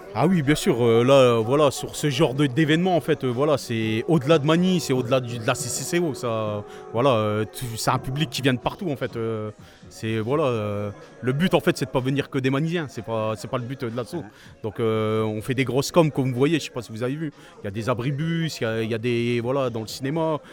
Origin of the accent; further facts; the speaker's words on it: Masny, Hauts-de-France, France; je suis originaire du Blancu. Pour moi, c'est le quartier du Blancu